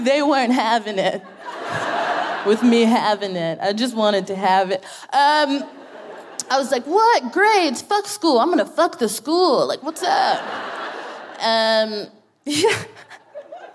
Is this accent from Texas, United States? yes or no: yes; Texas, United States; moved away as an adult; now in United Kingdom; I'm from Texas